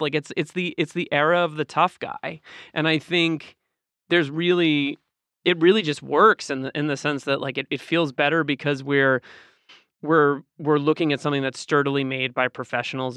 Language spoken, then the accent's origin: English; Boston, Massachusetts, United States; I grew up in Boston.